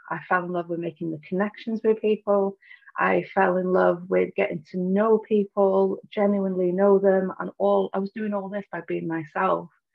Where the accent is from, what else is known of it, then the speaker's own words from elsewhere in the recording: Snowdonia, North Wales, United Kingdom; I'm from Snowdonia in North Wales in the UK